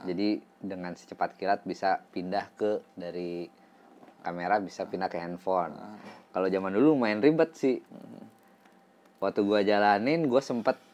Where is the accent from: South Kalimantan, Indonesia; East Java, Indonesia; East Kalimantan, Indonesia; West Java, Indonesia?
West Java, Indonesia; Bandung; Terus uh, karena saya kan dulu dari Bandung. Uh, seneng sama band-band Bandung.